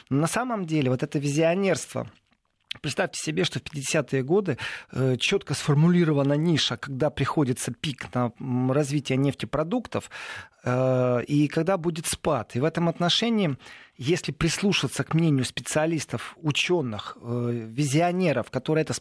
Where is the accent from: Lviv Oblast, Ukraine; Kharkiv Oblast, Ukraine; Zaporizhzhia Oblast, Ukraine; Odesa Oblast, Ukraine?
Lviv Oblast, Ukraine; Lviv; бежал мой родной город Львов